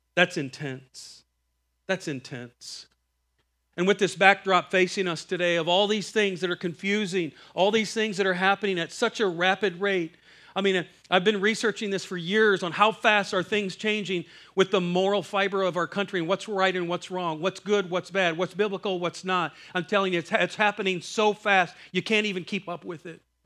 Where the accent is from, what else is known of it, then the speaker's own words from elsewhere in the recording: Iowa, United States; I'm from Iowa.